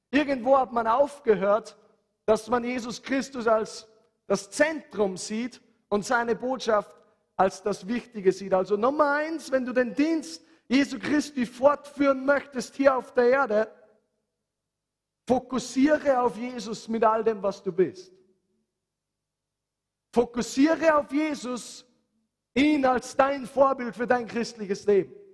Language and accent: German; Handenberg, Upper Austria, Austria; Bei uns zu Hause in Handenberg, meine Mama hatte einen Zeitpunkt in ihrem Leben